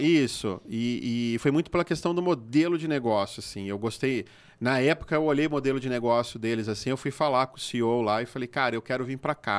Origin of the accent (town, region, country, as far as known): Brazil